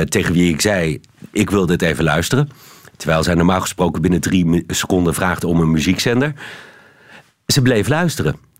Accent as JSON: {"language": "Dutch", "country": "Netherlands", "moved": "yes", "lives_now": "Belgium"}